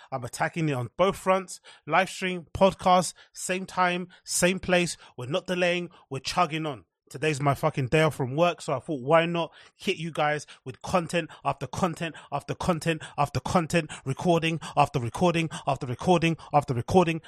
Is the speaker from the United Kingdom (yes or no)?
yes; England, United Kingdom; As English people, as British people, we deserve Turkish teeth because we all have terrible teeth here